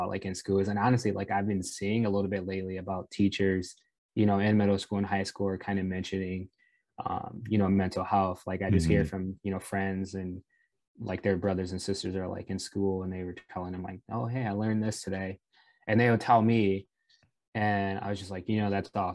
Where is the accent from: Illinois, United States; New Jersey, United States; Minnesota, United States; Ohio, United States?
Illinois, United States; Rockford; I grew up in Rockville, Illinois